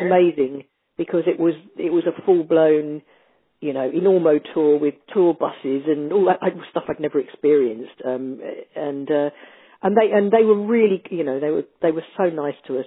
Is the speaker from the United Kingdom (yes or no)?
yes; United Kingdom; being British